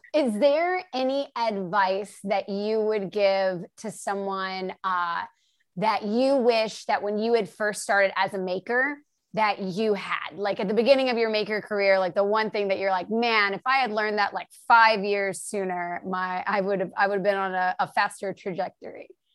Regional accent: the Carolinas, United States; now in Los Angeles, United States; I'm in LA and I grew up in the Carolinas

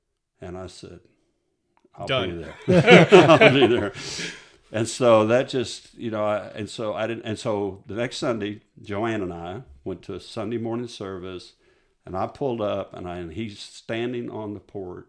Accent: Kansas, United States; I'm Catholic. I was raised Catholic in Kansas.

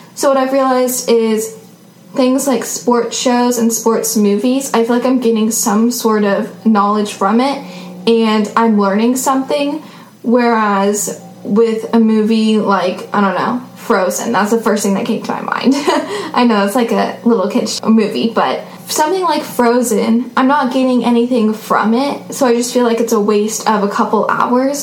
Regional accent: Seattle, Washington, United States

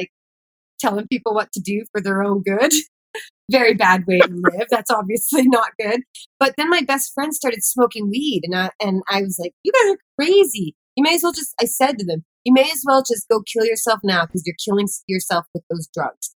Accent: Kamloops, British Columbia, Canada; moved away as an adult; now in Vancouver, Canada; I decided to move to Vancouver, BC, from my hometown, Kamloops, BC, 4 hours away

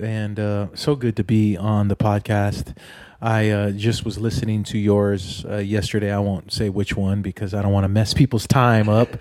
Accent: Oceanside, California, United States; when I was a kid, growing up in Oceanside, California

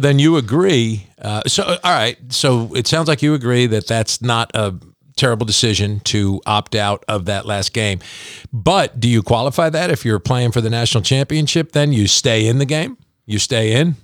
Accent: Pompton Plains, New Jersey, United States; moved away as an adult; now in Kentucky, United States; my hometown of Pompton Plains, New Jersey, which I was born in in nineteen sixty.

